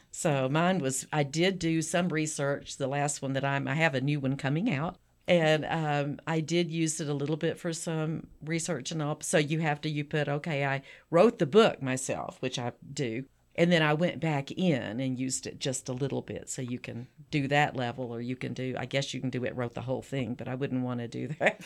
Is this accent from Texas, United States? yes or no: yes; South Texas, United States; I'm from Texas, South Texas